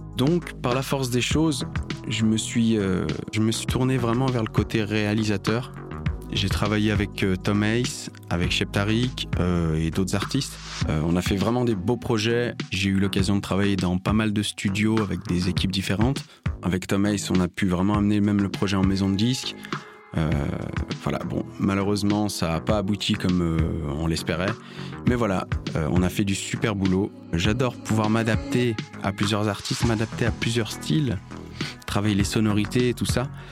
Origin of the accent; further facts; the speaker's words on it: Lyon, Auvergne-Rhône-Alpes, France; Je viens de Lyon